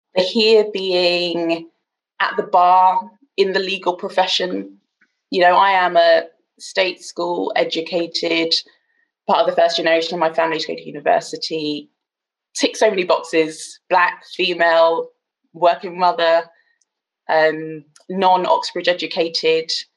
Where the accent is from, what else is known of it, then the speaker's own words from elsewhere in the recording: Bristol, South West England, United Kingdom; now in London, United Kingdom; I live in northwest London, but I originally hail from Bristol